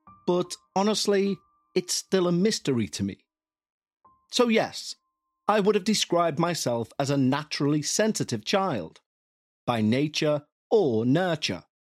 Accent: Crawcrook, North East England, United Kingdom; also born or lived in Newcastle; I'm from Newcastle in the UK. I moved from our home in Bladen to a home my parents bought in a little village called Crawcrook when I was 3 years old.

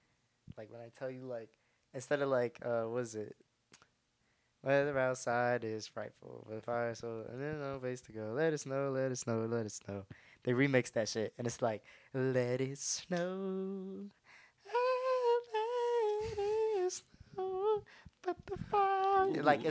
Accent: Cleveland, Ohio, United States; I'm from Cleveland, Ohio.

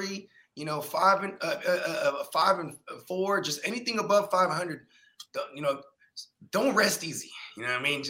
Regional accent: West Coast, United States; we're from the West Coast

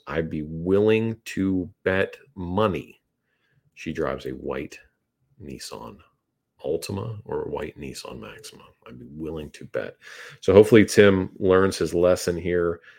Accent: Northeast, United States

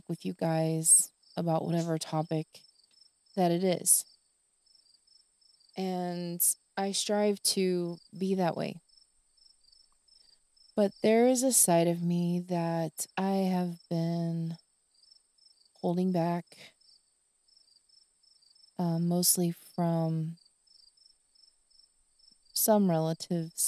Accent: the South, United States; I am from the South, and crickets in the evening

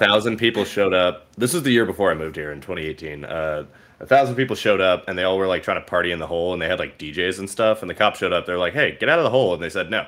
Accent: California, United States; we're from California

